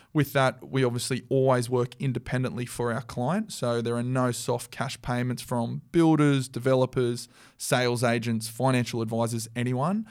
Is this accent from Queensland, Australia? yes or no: no; Central Coast, New South Wales, Australia; I grew up on the Central Coast